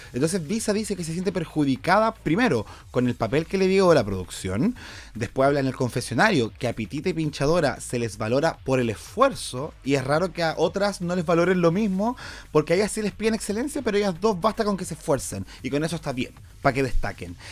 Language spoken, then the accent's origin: Spanish; Chile; para nosotros en Chile